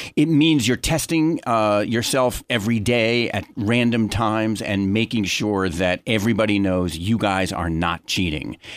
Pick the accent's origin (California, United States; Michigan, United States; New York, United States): New York, United States; I'm a New Yorker, lifelong, born and bred.